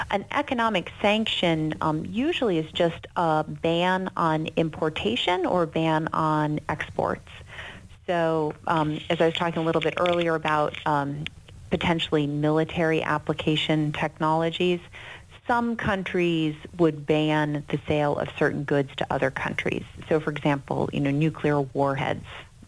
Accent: United States; I think, you know, I'm American.

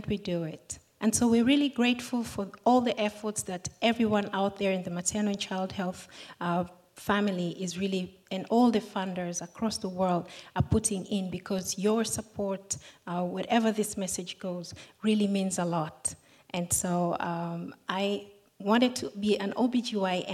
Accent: Tanzania; I'm from Tanzania

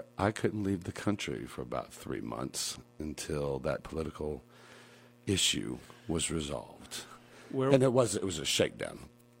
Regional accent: Atlanta, Georgia, United States; accent: southerner; moved away as an adult; also born or lived in New York City; Atlanta, Georgia.

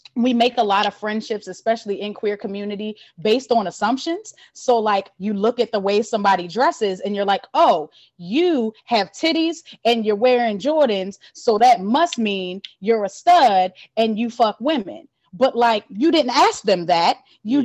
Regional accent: Baltimore, Maryland, United States; also born or lived in Philadelphia; I'm from Baltimore, um, born and raised in Baltimore

